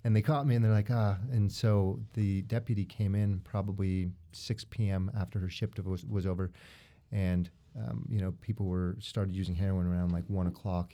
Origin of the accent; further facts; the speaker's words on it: Utah, United States; born and raised in Utah.